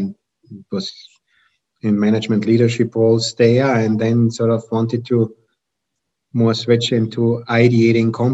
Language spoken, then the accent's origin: English; Austria; moved away as an adult; also born or lived in Germany / Vienna, Austria; now in United States; I'm from Austria originally, got my PhD in Germany